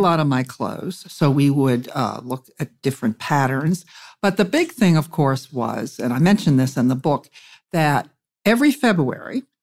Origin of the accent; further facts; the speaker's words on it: Pittsburgh, Pennsylvania, United States; I'm from Pennsylvania, and I was basically raised in Pittsburgh from the time I was 3 years old